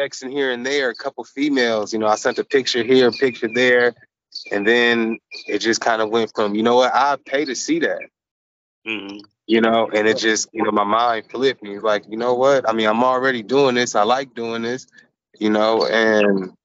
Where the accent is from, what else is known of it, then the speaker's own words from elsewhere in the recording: California, United States; now in Arizona, United States; I'm originally from California, but I reside in Arizona